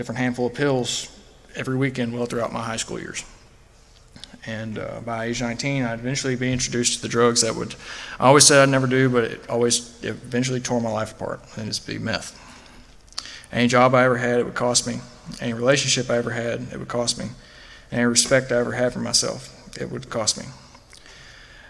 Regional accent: Fulton, Kentucky, United States; I grew up in Fulton, Kentucky, about an hour and a half away from here

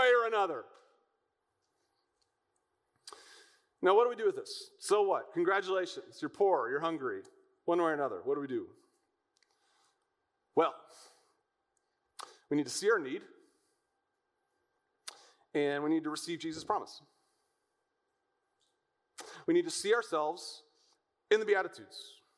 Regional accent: United States; American Christians living in the land of plenty

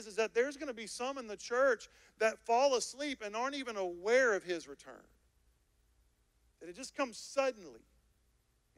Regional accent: United States; I am an American believer

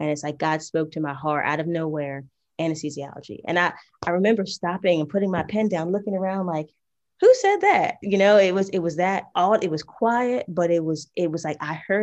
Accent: New Jersey, United States; now in Georgia, United States; we grew up together in New Jersey. Right now, I'm currently in Georgia

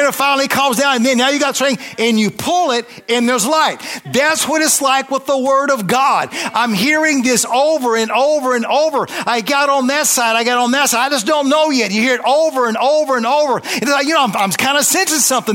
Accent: Tennessee, United States; I was raised, you know, I was 10, I was raised in Tennessee.

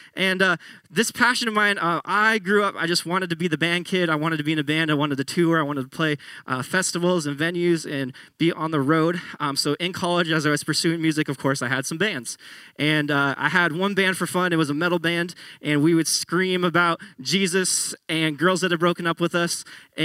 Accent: Tualatin, Oregon, United States; also born or lived in Grants Pass / Salem; I went to high school in Tualatin, which is just south of Portland. I was born in Grants Pass. We lived in Salem for a while

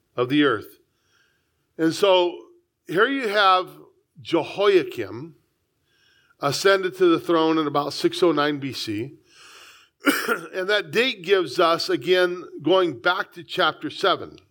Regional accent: San Diego, California, United States; I was born here, I love it. Born in the, the finest city in the United States

